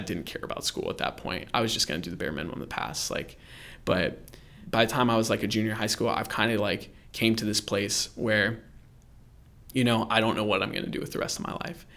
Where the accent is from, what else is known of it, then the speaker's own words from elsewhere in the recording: Orlando, Florida, United States; moved away; I grew up in Central Florida, um, the Orlando area